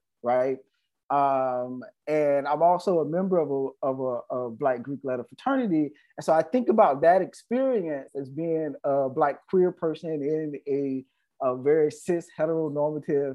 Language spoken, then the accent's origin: English; the South, United States; Black queer man growing up in the South